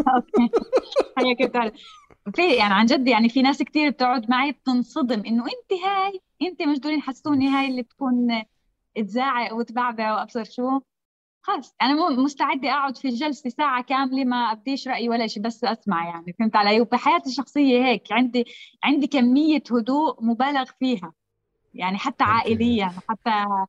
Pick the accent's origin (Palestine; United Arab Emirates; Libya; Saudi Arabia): Palestine; انا فلسطينيه